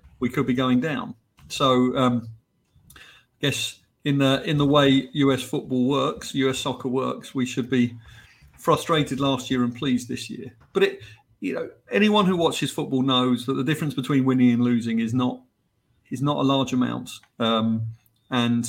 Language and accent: English; England, United Kingdom; accent: English; now in United States; as you can tell from my accent and from my nickname, I'm English.